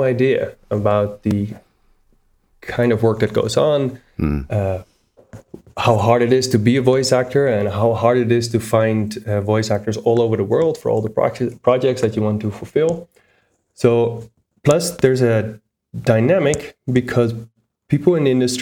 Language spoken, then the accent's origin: English; Netherlands; moved away as an adult; also born or lived in United States; now in Bogota, Colombia; I am originally from the Netherlands, as my accent cannot hide. And I currently live in Bogota, Colombia